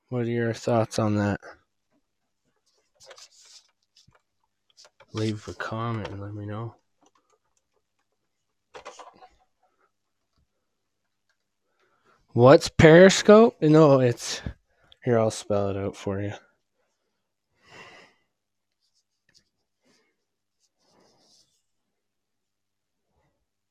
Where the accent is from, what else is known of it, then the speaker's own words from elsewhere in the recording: near Grande Prairie, northern Alberta, Canada; I'm from, like, you know where Grand Prairie is?